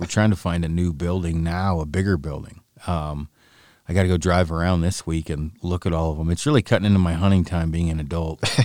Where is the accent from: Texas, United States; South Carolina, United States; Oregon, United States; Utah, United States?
Oregon, United States; I'm from Oregon